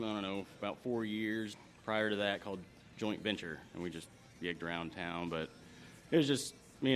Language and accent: English; Versailles, Kentucky, United States; also born or lived in Lexington, Kentucky; From Versailles originally.